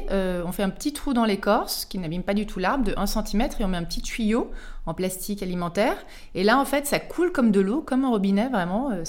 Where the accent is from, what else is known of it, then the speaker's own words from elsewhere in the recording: Auvergne-Rhône-Alpes, France; je suis originaire d'Auvergne, du Cantal. Donc le petit rond bleu, là, sur la carte de la météo, il fait euh, toujours moins 15 degrés.